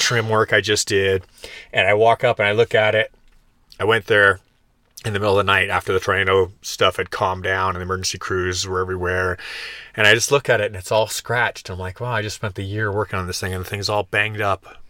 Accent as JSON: {"language": "English", "country": "Canada", "tie": "born or raised there", "moved": "yes", "lives_now": "Florida, United States", "said": "growing up in Canada where seasons are very present in your experience"}